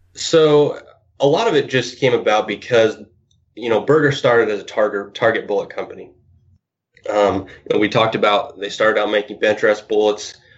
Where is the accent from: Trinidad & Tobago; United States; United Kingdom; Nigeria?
United States; Lewiston, Idaho; I'm actually originally from Idaho. Uh, was born and raised in Lewiston, Idaho